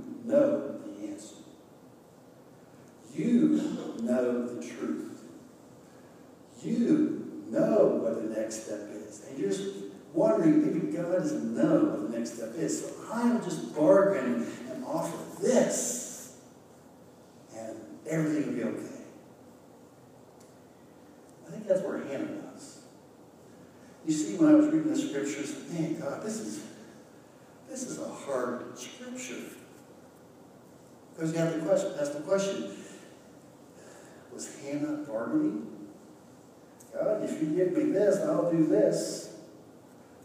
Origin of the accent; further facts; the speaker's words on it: Greenfield, Ohio, United States; growing up in Highland County in Greenfield